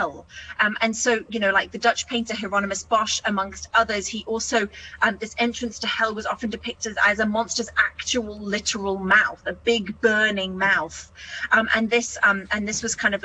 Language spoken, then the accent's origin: English; New Zealand; as a New Zealander